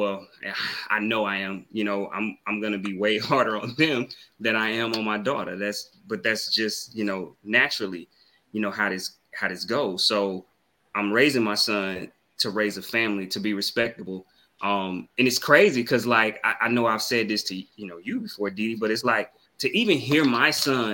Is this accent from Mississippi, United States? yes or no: yes; Mississippi, United States; I'm from the South. So Mississippi